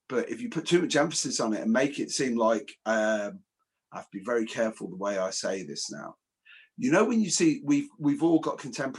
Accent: Coventry, West Midlands, United Kingdom; I'm a kid from Coventry.

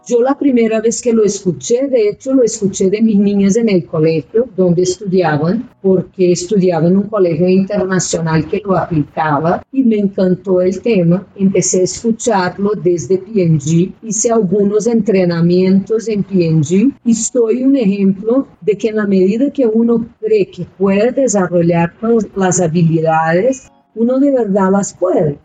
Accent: Belo Horizonte, Minas Gerais, Brazil; Spanish is a second language; moved away as an adult; also born or lived in Peru / China; now in Bogotá, Colombia; yo nací ahí y yo crecí en Belo Horizonte, en Brasil

